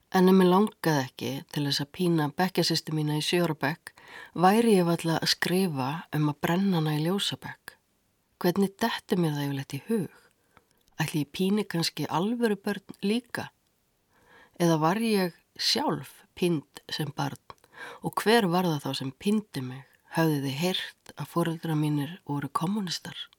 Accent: Reykjavík, Capital Region, Iceland; Ég ólst upp í Eurabriðaldi á nýjunda áratug.

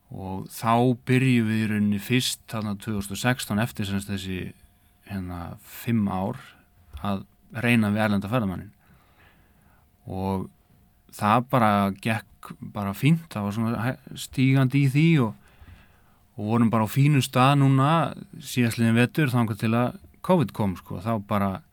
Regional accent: Eyjafjarðarsveit, Northeastern Region, Iceland; moved away as an adult; now in Akureyri, Iceland; ég er innan úr Eifarsveit þar sem að Kaffi Húur á Garði já. ég er bara fættur upp alveg þar

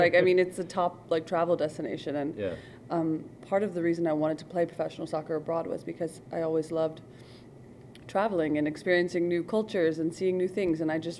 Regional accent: Lancaster, Pennsylvania, United States; moved away as an adult; also born or lived in Finland; now in Akranes, Iceland; I grew up in Pennsylvania and played football my whole life.

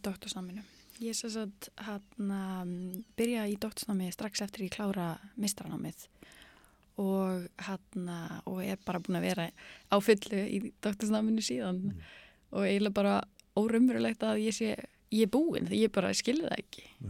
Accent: Akureyri, Northeastern Region, Iceland; also born or lived in United States; ég er akkuröringur og var stúdent frá mennskólanum akkuröri

